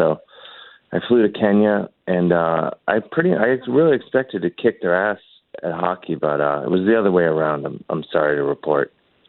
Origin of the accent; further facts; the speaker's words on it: Cleveland, Ohio, United States; But I'm from Cleveland, Ohio, the Paris of northeastern Ohio.